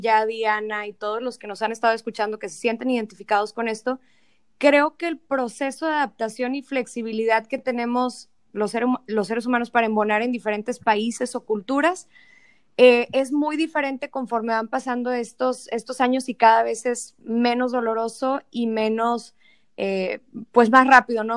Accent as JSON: {"language": "Spanish", "town": "Monterrey", "region": "Nuevo León", "country": "Mexico", "said": "soy de Monterrey, mi familia es de Monterrey."}